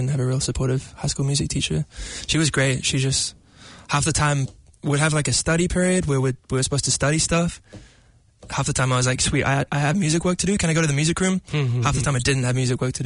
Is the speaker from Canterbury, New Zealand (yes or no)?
no; Auckland, New Zealand; I'm a shore boy. So I'm from the North Shore in Dairy Flat